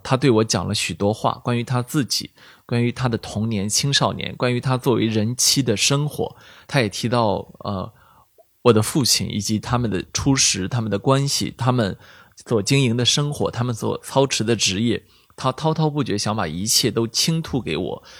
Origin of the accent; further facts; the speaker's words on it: Shandong, China; moved away; 我们山东人